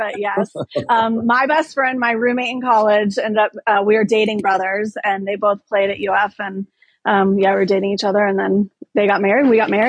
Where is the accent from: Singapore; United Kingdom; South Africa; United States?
United States; Gainesville, Florida; We grew up in Gainesville, Florida.